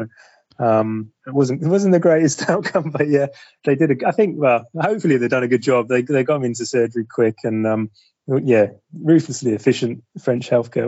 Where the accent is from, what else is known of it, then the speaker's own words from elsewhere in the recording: East of England, United Kingdom; I'm from Suffolk in the east, so east of England.